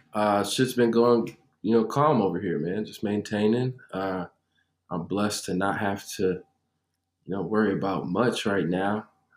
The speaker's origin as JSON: {"language": "English", "town": "Chicago", "region": "Illinois", "country": "United States", "lives_now": "Nashville, United States", "said": "Well, right now I'm in Cashville, Tennessee. I'm originally from Chicago. I've moved a lot in my life."}